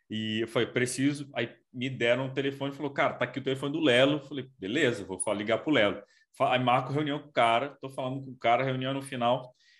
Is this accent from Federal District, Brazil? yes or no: yes; Brasília, Federal District, Brazil; eu, eu sou de Brasília